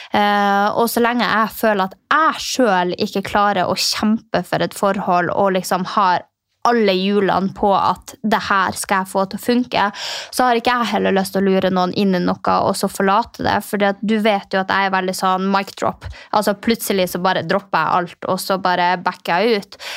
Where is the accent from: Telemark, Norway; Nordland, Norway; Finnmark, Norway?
Finnmark, Norway; jeg er fra Finnmark